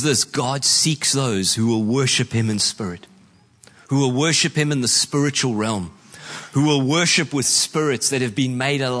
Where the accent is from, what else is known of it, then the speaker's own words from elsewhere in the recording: New Zealand; I know as a Kiwi